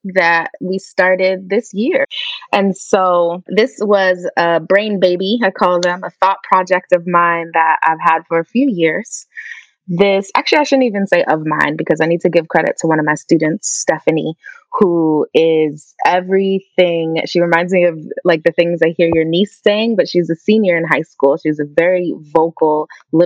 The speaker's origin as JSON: {"language": "English", "town": "White Plains", "region": "New York", "country": "United States", "tie": "born or raised there", "also_born_or_lived": "Katonah, New York", "said": "I grew up in White Plains, New York, which is a suburb right outside of the Bronx in New York."}